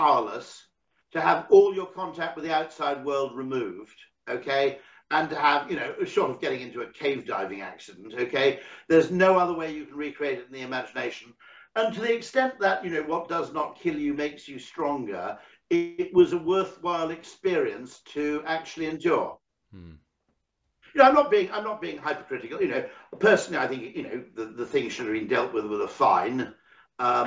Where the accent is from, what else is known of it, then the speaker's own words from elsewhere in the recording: United Kingdom; as a Brit